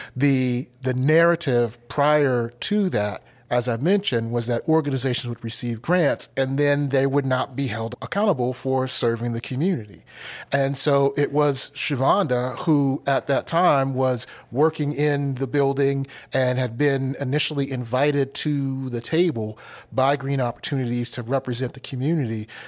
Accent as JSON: {"language": "English", "town": "Washington", "region": "District of Columbia", "country": "United States", "tie": "born or raised there", "also_born_or_lived": "Pittsburgh, Pennsylvania", "moved": "yes", "lives_now": "Asheville, United States", "said": "I grew up in Washington, D C"}